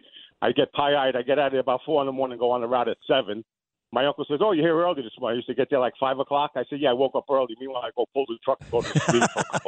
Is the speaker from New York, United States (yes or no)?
yes; Williamsburg, New York, United States; I'm originally from Williamsburg, but I agree with you.